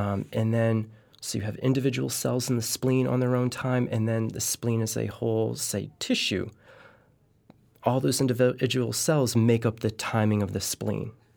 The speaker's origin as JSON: {"language": "English", "region": "Connecticut", "country": "United States", "said": "living in Connecticut, I'm from Connecticut"}